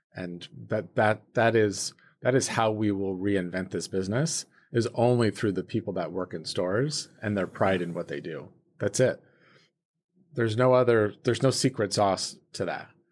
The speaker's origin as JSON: {"language": "English", "town": "South Lake Tahoe", "region": "California", "country": "United States", "tie": "born or raised there", "said": "I grew up in South Lake Tahoe, California, ve-, very small town"}